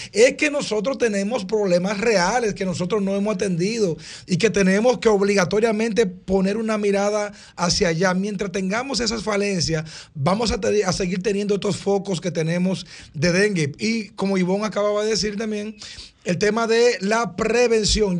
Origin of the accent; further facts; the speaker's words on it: Dominican Republic; nosotros los dominicanos